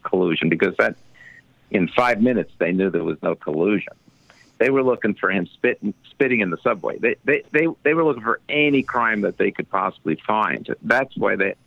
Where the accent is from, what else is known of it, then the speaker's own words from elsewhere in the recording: United States; also born or lived in Canada; I'm American.